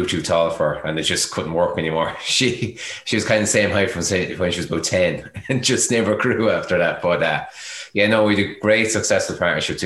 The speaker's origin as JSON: {"language": "English", "town": "Kilkenny", "region": "Leinster", "country": "Ireland", "tie": "born or raised there", "said": "I came from the heart of Kilkenny, from O'Loughlin Gales would be my local club"}